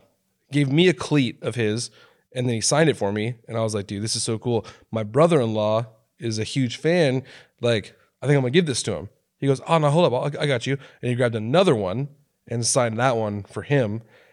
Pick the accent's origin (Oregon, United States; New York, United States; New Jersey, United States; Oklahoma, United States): Oregon, United States; now in California, United States; No, I'm from Oregon.